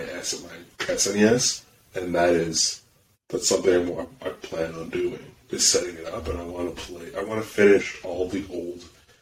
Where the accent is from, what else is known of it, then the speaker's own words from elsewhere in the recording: Canada; because we're Canadian